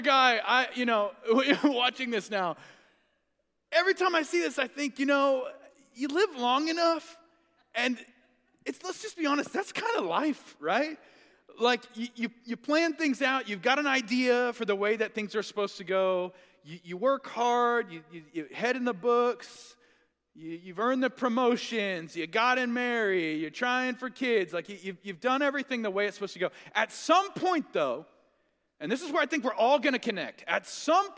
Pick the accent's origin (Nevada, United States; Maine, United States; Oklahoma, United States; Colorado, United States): Oklahoma, United States; Tulsa; I grew up in Tulsa